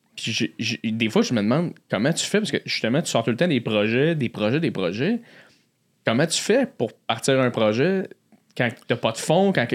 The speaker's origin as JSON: {"language": "French", "town": "Blainville", "region": "Quebec", "country": "Canada", "said": "je viens de Blainville."}